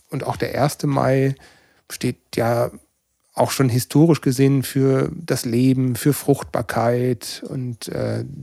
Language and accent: German; North Rhine-Westphalia, Germany; Und mich hat das ähm, etwas überrascht, so als, als Sauerländer, dass diese Maibaum-Tradition